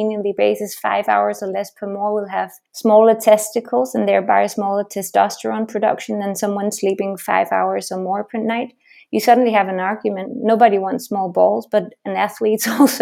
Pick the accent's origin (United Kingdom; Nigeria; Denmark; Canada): Denmark; moved away as an adult; now in Switzerland; originally I'm actually Danish